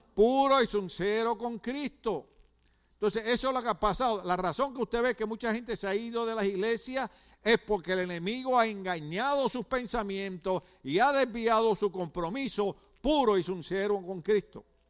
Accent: Ponce, Puerto Rico; moved away; Yo soy de la playa de Ponce, Puerto Rico

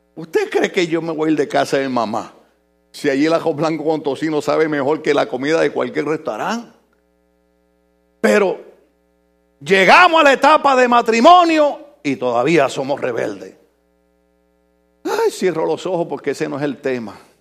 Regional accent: Puerto Rico; now in United States; mi Puerto, Rico

